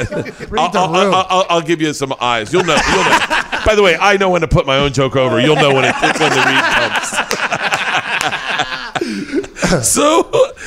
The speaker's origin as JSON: {"language": "English", "region": "Florida", "country": "United States", "tie": "born or raised there", "moved": "as an adult", "lives_now": "Los Angeles, United States", "said": "growing up in Florida"}